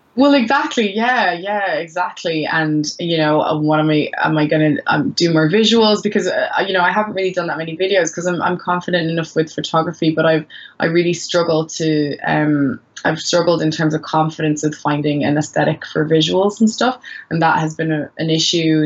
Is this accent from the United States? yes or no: no; Maynooth, Leinster, Ireland; also born or lived in Sierra Leone / Gambia; I grew up in Maynooth.